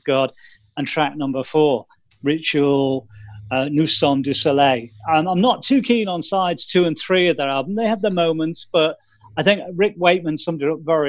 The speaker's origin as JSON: {"language": "English", "country": "United Kingdom"}